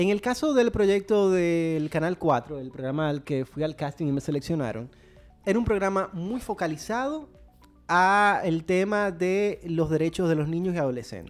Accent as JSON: {"language": "Spanish", "country": "Dominican Republic", "tie": "born or raised there", "said": "Soy dominicano, nací aquí, he vivido toda mi vida aquí"}